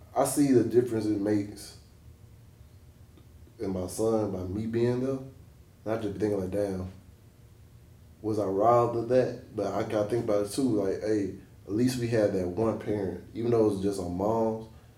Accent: Quintette, Florida, United States; We kids from a small country town outside of Pensacola.

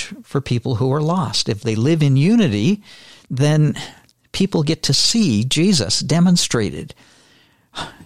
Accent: Millgrove, Ontario, Canada; I grew up about 10 miles north of Hamilton, a little farming community called Millgrove

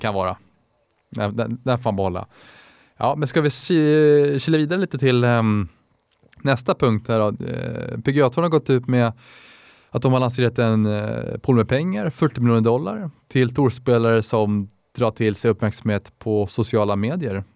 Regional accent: Täby, Stockholm County, Sweden; Jag är 24 år gammal, kommer från Täby

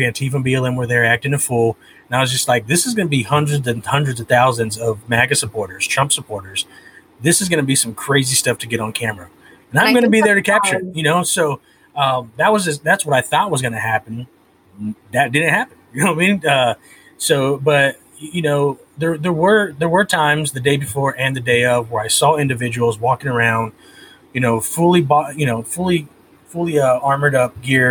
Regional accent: California, United States; I was born and raised in California, so that's where Chicano comes from

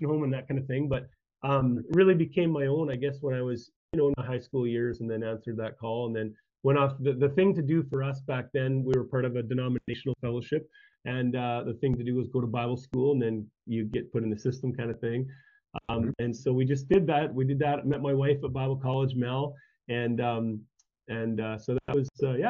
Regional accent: Saskatchewan, Canada; moved away; I grew up in Saskatchewan, which one province over, and grew up on a small farming community. Grew up on a farm

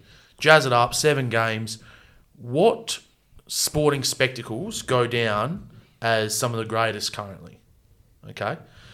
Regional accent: Australia; as an Aussie

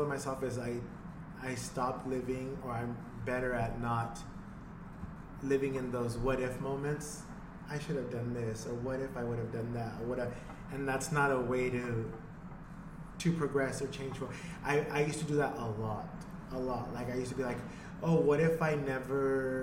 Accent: United States; I'm an American

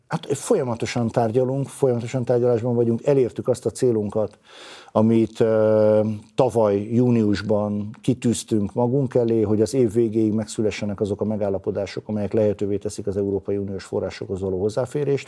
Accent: Veszprém, Veszprém County, Hungary; mint veszprémi ember

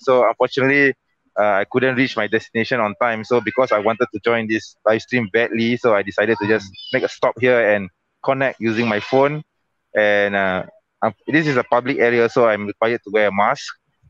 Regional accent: Malaysia; I'm from Malaysia, Aki, not Indonesia.

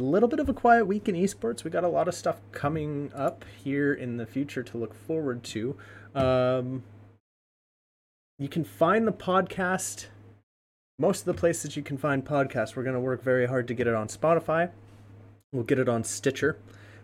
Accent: United States; I am an American

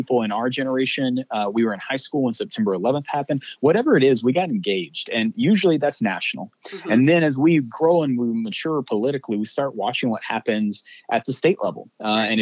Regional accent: Mesquite, Texas, United States; my hometown of Mesquite, Texas, where I was born and raised

